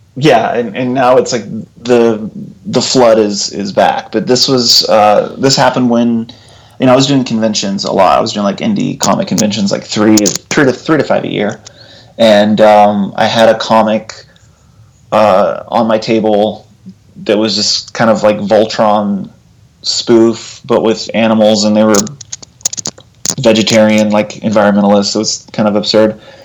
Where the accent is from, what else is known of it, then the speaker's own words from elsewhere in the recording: Abilene, Texas, United States; also born or lived in Lubbock, Texas / Austin, Texas; I grew up in Texas. I grew up in Abilene, Texas, okay. and uh, Lubbock, Texas.